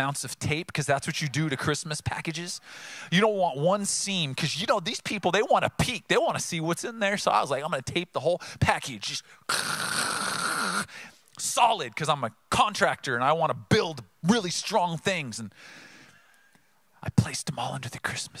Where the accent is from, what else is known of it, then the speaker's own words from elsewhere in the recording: Oceanside, United States; I grew up in Oceanside